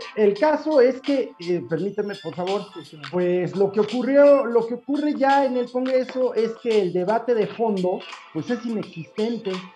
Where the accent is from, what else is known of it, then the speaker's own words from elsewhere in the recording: Mexico; la gente que vive en mi país